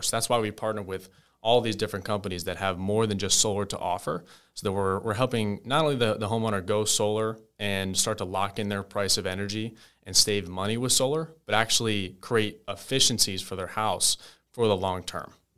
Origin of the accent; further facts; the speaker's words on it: New Jersey, United States; moved away as an adult; now in Tampa, United States; I'm from New Jersey originally